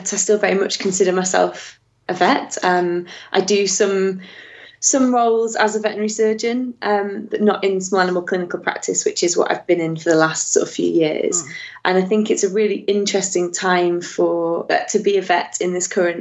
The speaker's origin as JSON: {"language": "English", "town": "Warrington", "region": "North West England", "country": "United Kingdom", "tie": "born or raised there", "moved": "as an adult", "said": "I grew up in Warrington, which is directly between Manchester and Liverpool."}